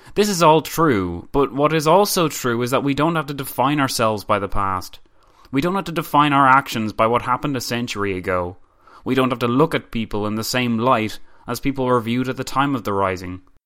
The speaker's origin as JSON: {"language": "English", "country": "Ireland", "said": "I am proud to be Irish. I am an Irish patriot, and I love my country"}